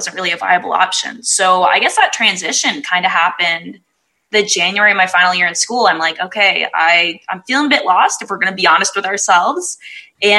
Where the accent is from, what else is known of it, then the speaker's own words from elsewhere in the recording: Canada; I'm from Canada